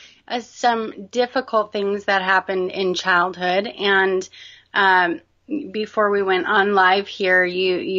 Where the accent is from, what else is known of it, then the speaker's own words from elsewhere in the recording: Northern Colorado, United States; I was born and raised in Northern Colorado. I'm still here in Colorado.